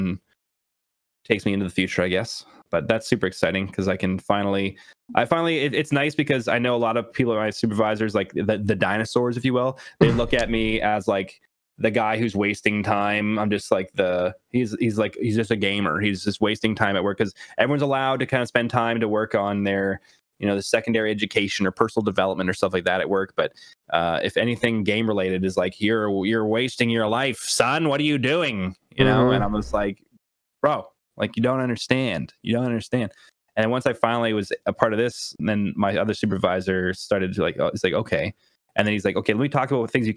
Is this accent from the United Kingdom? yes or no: no; Canada; I'm Canadian